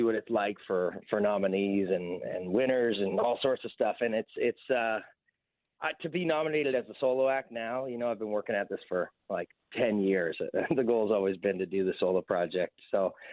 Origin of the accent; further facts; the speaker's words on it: Waterloo, Ontario, Canada; I'm from Waterloo